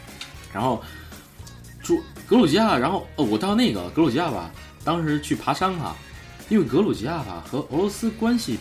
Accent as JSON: {"language": "Chinese", "country": "China", "said": "然后我们中国人呢也念，他 他们好像就是说希望我们可能加入基督教吧"}